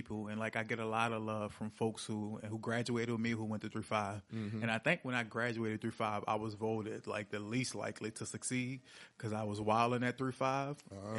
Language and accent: English; New Orleans, Louisiana, United States; I'm originally from Uptown, even though I'm running in 7 Ward, 8 Ward, 9 Ward, until I grew up in the Calio, bro.